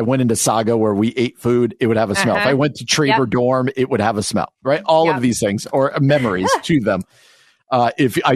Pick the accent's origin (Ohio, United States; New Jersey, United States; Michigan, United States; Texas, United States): New Jersey, United States; moved away; I grew up in New Jersey.